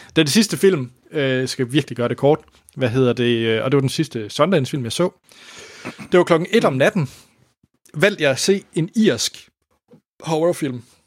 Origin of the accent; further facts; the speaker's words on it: Denmark; jeg var den eneste dansker